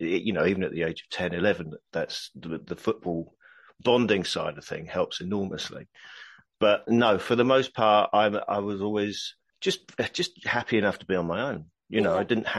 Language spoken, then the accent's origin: English; Horsham, South East England, United Kingdom; also born or lived in Blackburn / King's Lynn; now in London, United Kingdom; I was born in Blackburn in Lancashire. And then when I was six, we moved to King's Lynn in Norfolk. And then when I was 10, we moved to Horsham in Sussex. And then when I was 17, I moved to London.